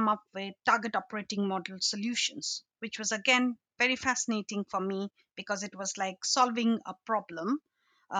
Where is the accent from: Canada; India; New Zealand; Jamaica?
India; Assam; moved away as an adult; also born or lived in Shillong, Meghalaya, India / London, United Kingdom; now in United Kingdom; I was brought up in a state called Assam